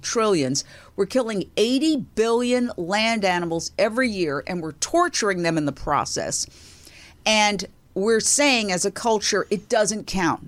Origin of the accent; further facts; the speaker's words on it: New York, United States; moved away as an adult; also born or lived in Fort Myers, Florida / Minneapolis / Philadelphia; my hometown, New York, which was great. W C B S T V was literally on the block I grew up